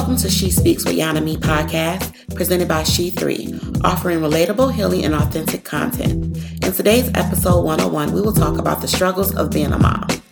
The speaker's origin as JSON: {"language": "English", "country": "United States", "said": "I'm African American"}